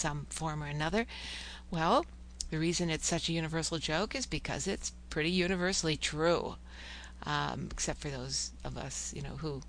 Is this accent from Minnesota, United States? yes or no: yes; Minnesota, United States; now in Oklahoma, United States; I'm from Minnesota